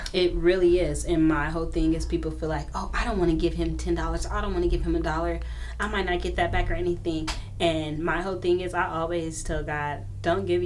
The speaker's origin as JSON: {"language": "English", "town": "Wichita", "region": "Kansas", "country": "United States", "tie": "born or raised there", "moved": "yes", "lives_now": "Phoenix, United States", "said": "I grew up in Wichita, Kansas, which was um, in like a little project area."}